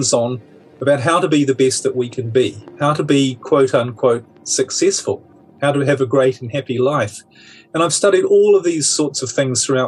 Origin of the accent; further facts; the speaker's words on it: New Zealand; moved away; I'm originally from New Zealand, so a bit of a globetrotter